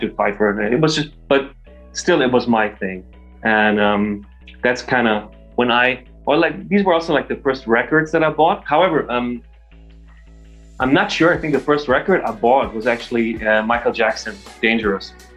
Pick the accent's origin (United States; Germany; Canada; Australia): Germany; moved away as an adult; also born or lived in London, United Kingdom; I come from Germany originally. I'm actually moved back to Germany during the pandemic.